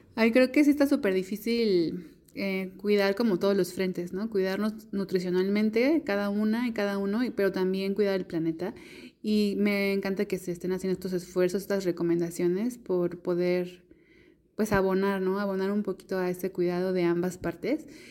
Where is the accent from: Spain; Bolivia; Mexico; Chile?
Mexico; las personas que somos mexicanas y mexicanos